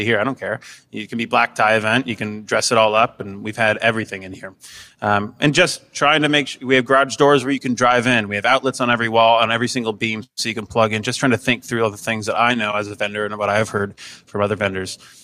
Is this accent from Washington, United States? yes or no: yes; Seattle, Washington, United States; moved away as an adult; now in Cleveland, United States; We're originally from Seattle